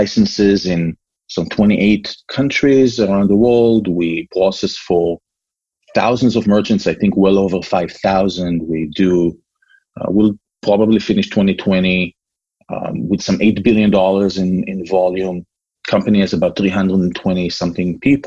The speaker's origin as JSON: {"language": "English", "country": "Israel", "tie": "born or raised there", "also_born_or_lived": "California", "moved": "as an adult", "lives_now": "Massachusetts, United States", "said": "I was born and raised in Israel. I don't know if you can still hear my accent."}